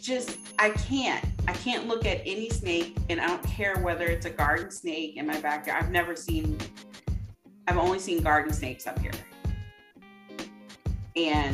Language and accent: English; Louisiana, United States; moved away; my entire childhood living in Louisiana, in the country in Louisiana.